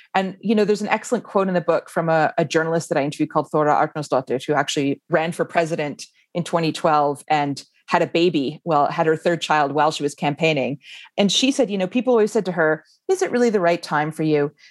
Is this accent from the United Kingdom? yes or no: no; Canada; moved away as an adult; now in Iceland; I grew up in Canada